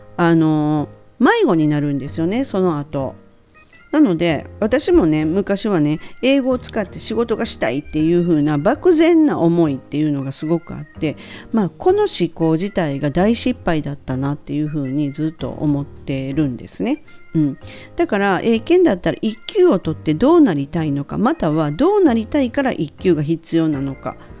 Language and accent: Japanese; Kansai, Japan; accent: Kansai dialect; 関西弁なので関西弁で言わせるんですね